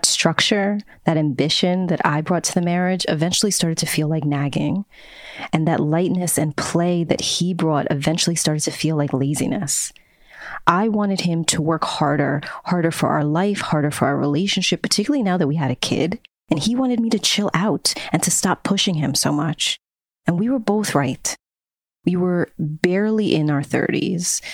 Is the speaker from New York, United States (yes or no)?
yes; New York City, New York, United States; I was born and raised in New York City